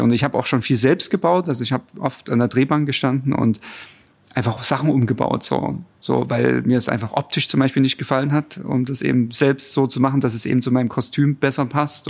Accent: Chemnitz, Saxony, Germany; also born or lived in Rhine-Main area, Hesse; now in Dresden, Germany; Ich stamme ursprünglich aus Chemnitz, bei Chemnitz und äh, bin dann irgendwann nach Hessen gezogen und dann nach Dresden

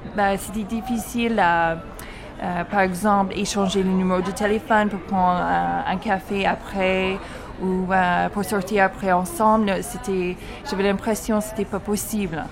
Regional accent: Toronto, Ontario, Canada; moved away as an adult; now in France; je viens de Toronto

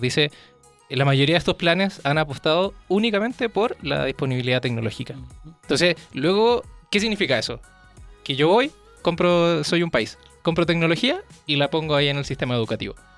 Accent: Chile; now in Mexico; yo soy chileno, vivo acá en México

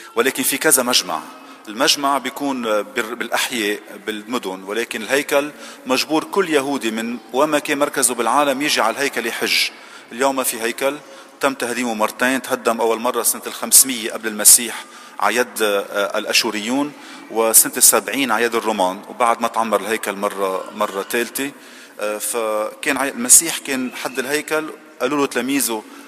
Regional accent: Lebanon; moved away; تعبنا كلبنانيين

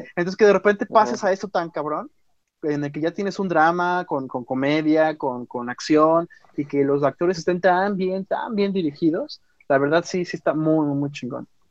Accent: Mexico; nuestro México lindo y querido

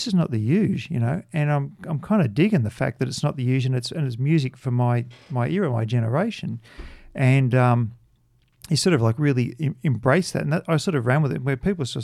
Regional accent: Australia; growing up in Australia.

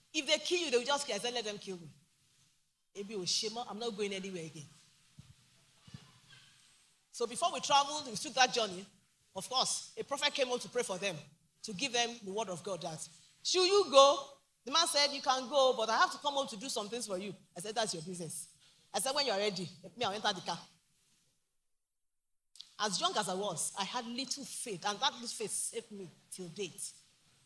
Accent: Ogbomosho, Oyo, Nigeria; I'm from Ogumoshi, the great city.

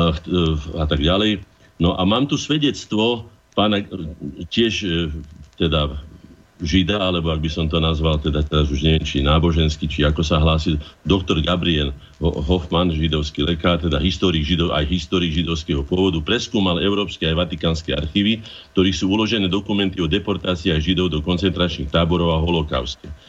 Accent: Slovakia; ako jediný Slovák

